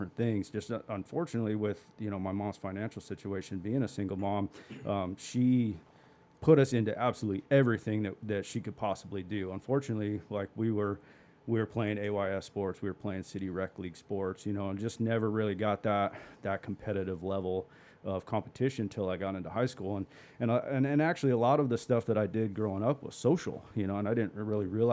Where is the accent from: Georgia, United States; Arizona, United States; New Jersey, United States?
Arizona, United States; Peoria; I was born and raised in the West Valley. Grew up in Peoria, went to Peoria High School